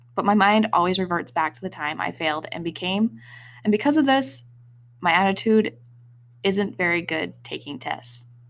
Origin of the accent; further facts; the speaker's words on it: Wyoming, United States; moved away; Growing up in Wyoming, I felt a strong connection to the mountains, mostly through hiking